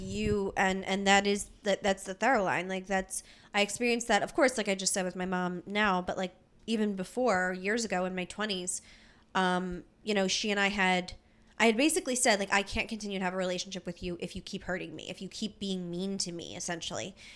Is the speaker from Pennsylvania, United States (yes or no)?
yes; Philadelphia, Pennsylvania, United States; we're from Philly